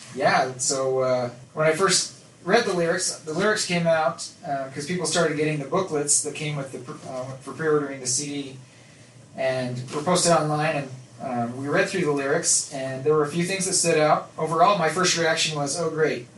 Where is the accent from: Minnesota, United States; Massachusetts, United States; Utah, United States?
Utah, United States; Nephi; growing up in Nephi